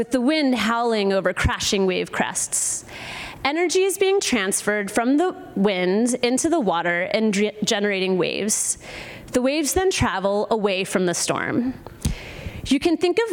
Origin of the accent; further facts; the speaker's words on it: Virginia Beach, Virginia, United States; moved away as an adult; also born or lived in New York City / Hawaii; now in Oregon, United States; I grew up in Virginia Beach, Virginia, and I was a beach lifeguard during the summers